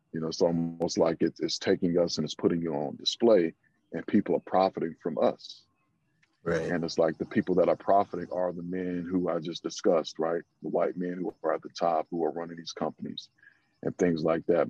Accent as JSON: {"language": "English", "region": "the South", "country": "United States", "said": "I'm from the South"}